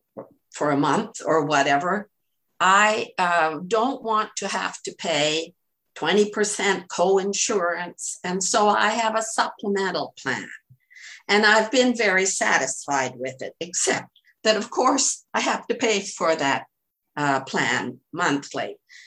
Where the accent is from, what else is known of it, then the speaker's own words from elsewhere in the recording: Canada; now in United States; originally I was Canadian. I'm an American citizen now